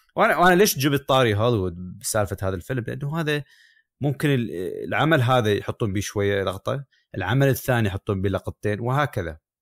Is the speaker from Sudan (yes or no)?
no; Iraq; also born or lived in United Kingdom; now in United States; احافظ على هويتي كعراقي